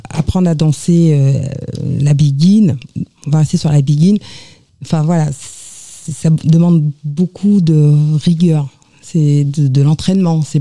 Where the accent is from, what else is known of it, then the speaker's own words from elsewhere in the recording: Normandy, France; moved away; also born or lived in Paris; Alors, moi, je suis euh, de la Martinique, née en Normandie.